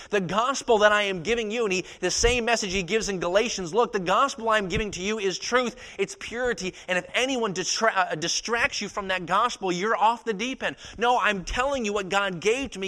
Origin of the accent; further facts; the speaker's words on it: Maine, United States; moved away as an adult; also born or lived in East Texas; born and raised in Maine, my dad was a pastor for several years